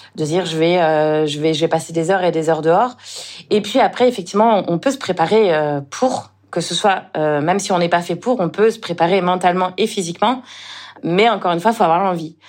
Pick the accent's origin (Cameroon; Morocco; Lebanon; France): France; Le Mans, Pays de la Loire; moved away as an adult; also born or lived in Toulouse; now in Réunion, France; je suis originaire du Mans, en Sarthe. C'est là où je suis née.